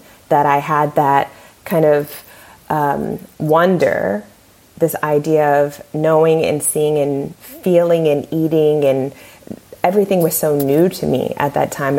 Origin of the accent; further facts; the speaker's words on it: Oakland, California, United States; moved away as an adult; also born or lived in London / Spain / South Africa / Vietnam; now in Mexico; I'm from Oakland, California